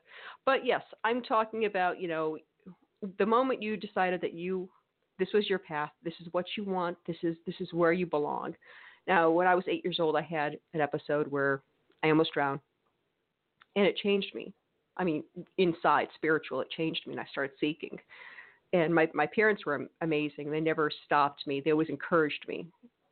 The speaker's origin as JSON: {"language": "English", "region": "New England", "country": "United States", "also_born_or_lived": "Connecticut", "moved": "as an adult", "lives_now": "Mississippi, United States", "said": "I'm a Northeasterner. I'm from New England."}